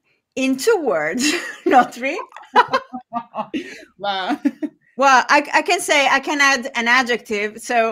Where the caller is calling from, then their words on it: Italy; I'm talking from Italy, from Italia, the best place in the world.